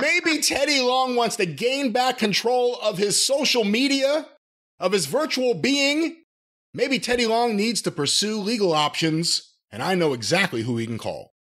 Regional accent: New York, United States; I'm a New Yorker

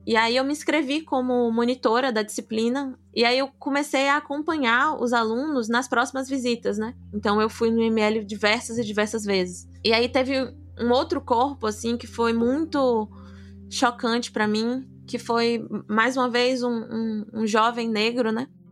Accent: Salvador, Bahia, Brazil; sou de Salvador, sou apaixonada pela minha cidade

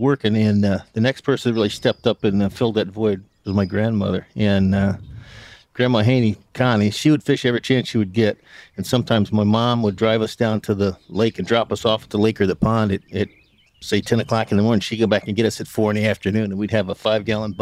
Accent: McLean and Tazewell County, Central Illinois, United States; moved away as an adult; also born or lived in New York; I grew up in Central Illinois, in McLean and Tazewell County in the 70s

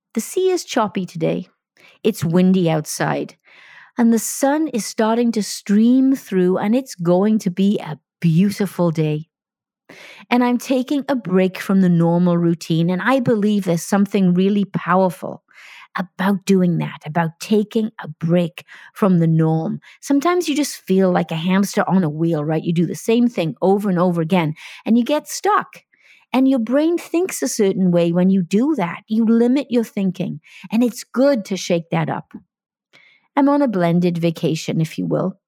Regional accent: Wales, United Kingdom; moved away; I'm talking to you from Wales, my home country

